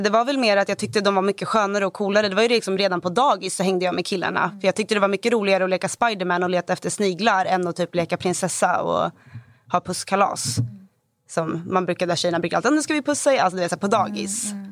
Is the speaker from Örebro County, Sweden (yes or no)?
no; Stockholm, Stockholm County, Sweden; Vilken jag växte stad? upp i Hagsätra i Stockholm.